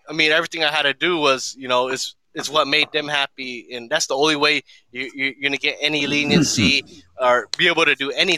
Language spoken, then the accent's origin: English; Long Beach, California, United States; I came from Long Beach